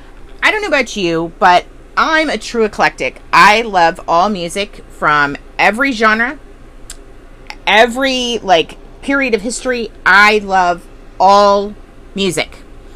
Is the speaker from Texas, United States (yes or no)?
yes; Texas, United States; I was a military brat, but I did a lot of growing up in Texas